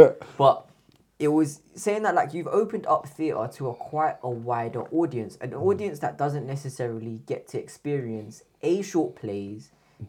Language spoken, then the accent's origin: English; India; Yeah, but I'm Indian, so it's fine.